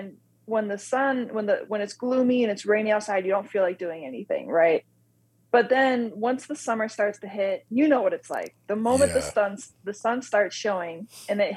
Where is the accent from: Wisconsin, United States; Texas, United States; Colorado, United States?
Wisconsin, United States; moved away as an adult; also born or lived in North Carolina / Southern Illinois; I was born and raised in Wisconsin, went to school in North Carolina, Southern Illinois